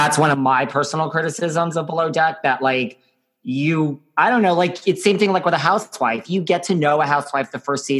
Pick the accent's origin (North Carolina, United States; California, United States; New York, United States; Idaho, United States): New York, United States; New York City; I'm from New York City